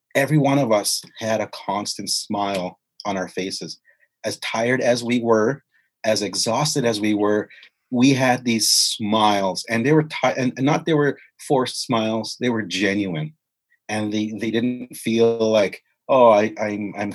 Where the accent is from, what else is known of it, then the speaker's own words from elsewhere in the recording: White Bear, Saskatchewan, Canada; also born or lived in Indian Head, Saskatchewan / Regina, Saskatchewan; growing up on White Bear, and also in Indian Head and Regina